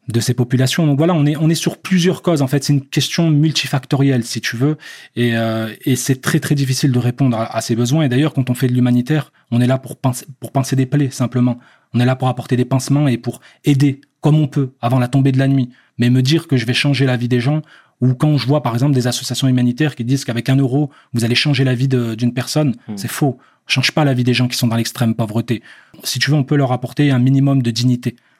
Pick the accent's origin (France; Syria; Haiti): France; moved away; also born or lived in Algeria / England; je suis algérien, j'ai grandi en France